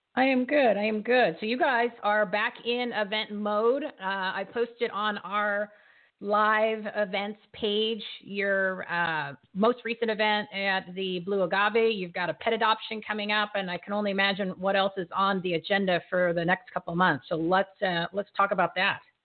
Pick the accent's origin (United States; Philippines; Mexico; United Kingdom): United States; New Jersey; I'm from New Jersey